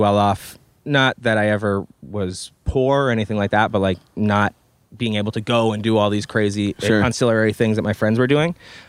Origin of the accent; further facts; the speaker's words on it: Long Island, New York, United States; moved away as an adult; also born or lived in New Paltz, New York / Manhattan, New York; now in Los Angeles, United States; I grew up on Long Island, so Long Island was definitely a sheltered place